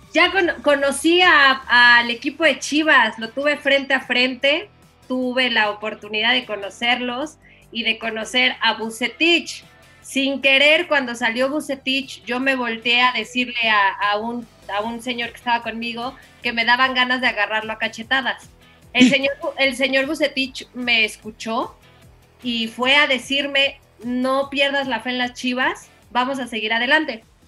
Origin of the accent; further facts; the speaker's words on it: Mexico; moved away; also born or lived in Colombia; estar otra vez en mi país